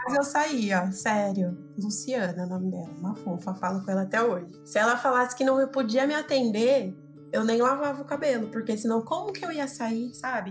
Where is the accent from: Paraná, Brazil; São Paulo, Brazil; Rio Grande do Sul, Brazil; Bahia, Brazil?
São Paulo, Brazil; nasci na periferia, né, de São Paulo, um bairro chamado Americanópolis, fica aqui próximo ao Jabaquara.